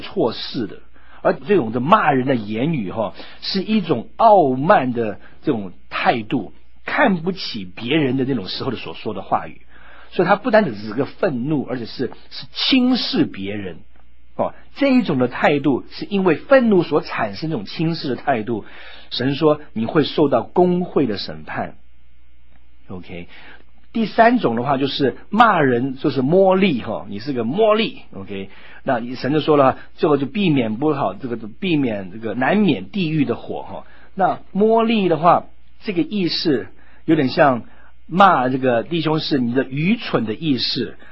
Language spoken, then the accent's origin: Chinese; United States; moved away; 在美国长大的时候